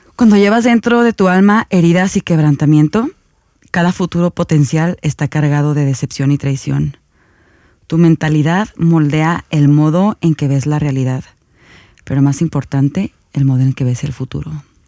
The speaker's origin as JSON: {"language": "Spanish", "country": "Mexico", "said": "como ciudadanos mexicanos"}